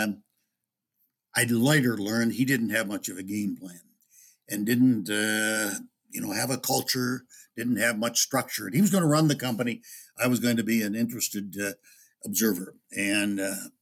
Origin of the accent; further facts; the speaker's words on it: Upper Midwest, United States; it's been mostly in the upper Midwest, and it's my home country